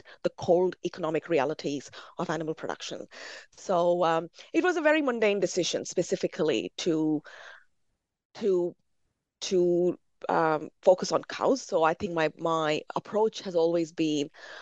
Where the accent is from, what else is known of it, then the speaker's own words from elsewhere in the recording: India; as a Brahmin growing up in India